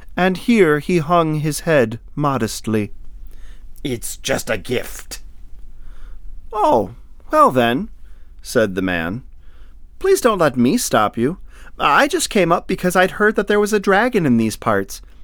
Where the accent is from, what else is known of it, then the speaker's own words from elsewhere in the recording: northern Lower Peninsula, Michigan, United States; I'm from Michigan, too. Yay! I'm from the, uh, the northern lower peninsula